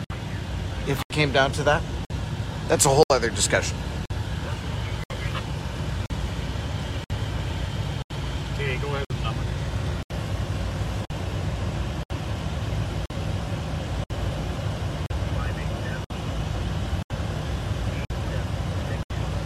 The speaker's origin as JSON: {"language": "English", "town": "Winnipeg", "region": "Manitoba", "country": "Canada", "tie": "born or raised there", "moved": "yes", "said": "Winnipeg, Manitoba. That's where I grew up."}